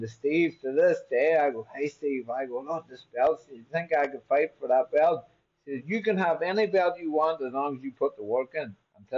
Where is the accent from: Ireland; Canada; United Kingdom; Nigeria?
Ireland; Buncrana, Ulster; moved away as an adult; I'm in a place called Buncrana, County Donegal, in Ireland.